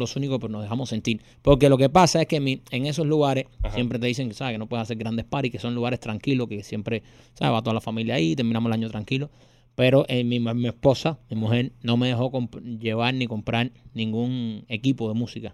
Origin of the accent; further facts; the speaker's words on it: Miami, Florida, United States; nosotros somos latinos y somos de Miami